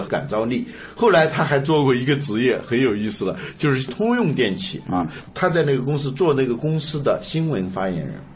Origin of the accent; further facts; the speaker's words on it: China; 我们中国人